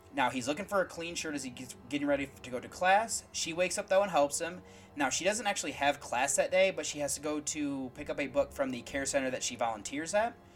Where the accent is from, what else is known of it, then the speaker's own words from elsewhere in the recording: United States; As an American